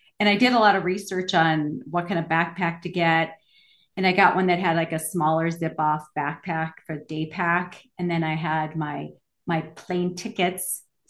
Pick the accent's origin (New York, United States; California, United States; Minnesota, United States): Minnesota, United States; Minneapolis; moved away; also born or lived in Los Angeles; I grew up in Minneapolis and lived in Los Angeles